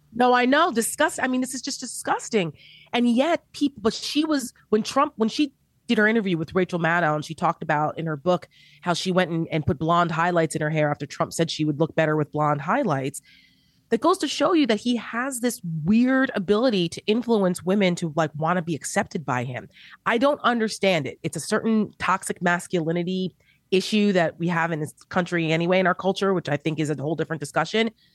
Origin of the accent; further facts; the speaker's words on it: New Jersey, United States; I'm from New Jersey